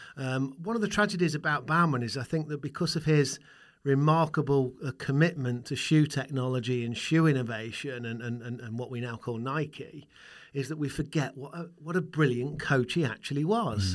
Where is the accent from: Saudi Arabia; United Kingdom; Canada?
United Kingdom; Burton upon Trent, West Midlands; my hometown, where beer comes from, where Marmite comes from, where Burton Albion comes from. That is, of course, Burton on Trent